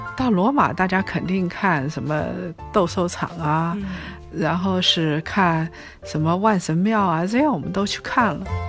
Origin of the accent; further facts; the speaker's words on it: China; 我们中国人大概三个人分，四个人分